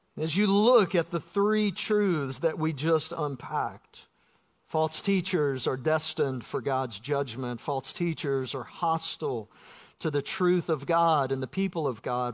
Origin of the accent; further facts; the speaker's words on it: South Georgia, United States; Growing up in South Georgia